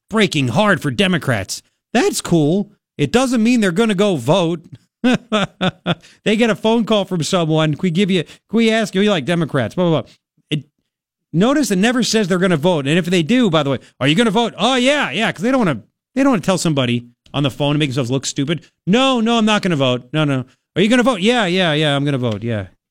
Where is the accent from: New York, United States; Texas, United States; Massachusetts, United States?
New York, United States; Long Island; moved away; growing up on Long Island